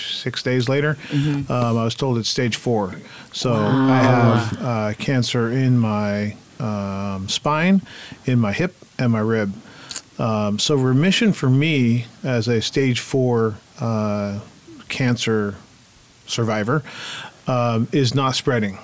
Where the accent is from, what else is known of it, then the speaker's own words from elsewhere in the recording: Fort Bragg, California, United States; moved away; also born or lived in Sacramento / Hawaii; I was raised in Fort Bragg. That's my adoptive family. I was up in the woods